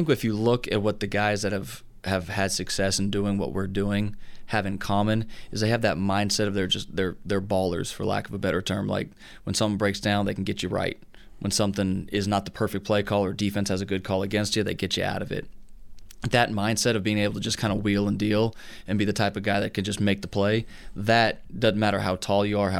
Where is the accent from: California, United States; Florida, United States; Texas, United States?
California, United States; Southern; moved away as an adult; also born or lived in Oklahoma; now in Tennessee, United States; Growing up in Southern California, it was when I went to Oklahoma, it was interesting to hear people say, like, yeah, I've been to the beach a couple times, because that's just like what we did.